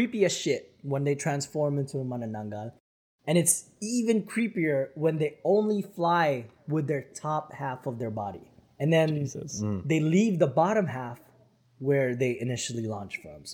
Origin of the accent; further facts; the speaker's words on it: Philippines; moved away; when I was growing up in the Philippines